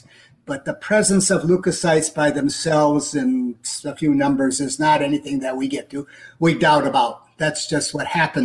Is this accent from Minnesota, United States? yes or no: yes; Twin Cities area, Minnesota, United States; moved away as an adult; now in Peoria, Arizona, United States; I'm a Minnesotan, don't you know? Born and raised in the Twin Cities area, and that's where I lived and grew up and practiced